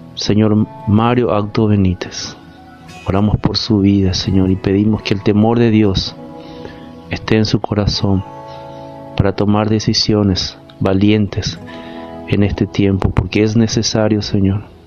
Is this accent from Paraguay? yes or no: yes; Paraguay; estamos viviendo como paraguayos